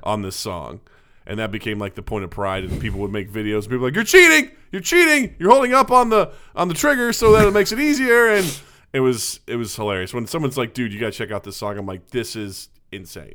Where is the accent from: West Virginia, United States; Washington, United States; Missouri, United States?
Missouri, United States; Kirksville; my hometown